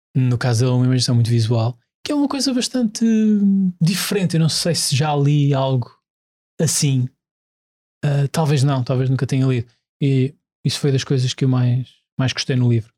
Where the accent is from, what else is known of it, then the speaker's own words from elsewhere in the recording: Azores, Portugal; E eu, enquanto ilhéu